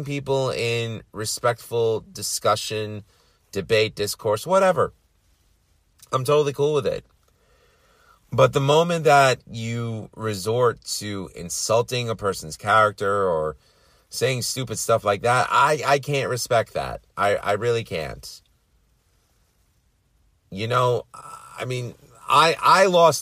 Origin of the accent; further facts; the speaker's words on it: New York City, New York, United States; I'm from Queens